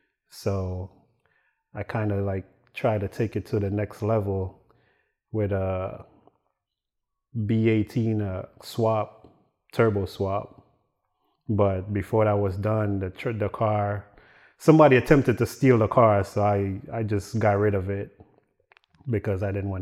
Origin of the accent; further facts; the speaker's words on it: Dominica; Well, I'm from Dominica, smack dab in the middle of the Caribbean. Everybody think it's the Dominican Republic, but in my country, we don't speak Spanish.